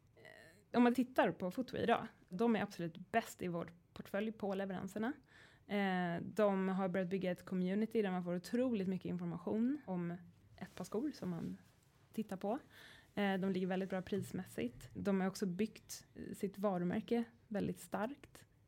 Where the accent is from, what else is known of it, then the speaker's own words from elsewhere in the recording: Sweden; som svensk